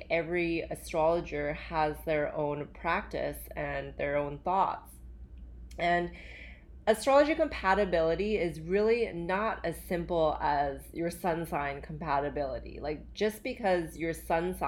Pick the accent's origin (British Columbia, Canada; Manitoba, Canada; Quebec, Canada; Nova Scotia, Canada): British Columbia, Canada; Vancouver; also born or lived in Calgary, Alberta, Canada / Hong Kong; I actually grew up in Alberta. I was born there and I moved from Calgary to Vancouver with my parents